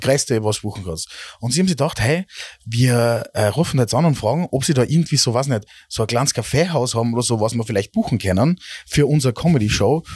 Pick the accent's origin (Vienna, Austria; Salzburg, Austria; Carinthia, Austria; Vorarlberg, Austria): Salzburg, Austria; wir jetzt als Normal-Salzburger